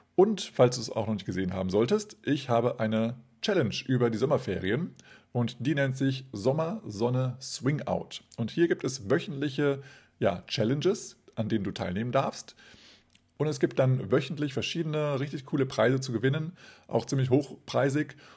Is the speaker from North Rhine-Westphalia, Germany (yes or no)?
no; Kassel, Hesse, Germany; Kassel, meiner Geburtsstadt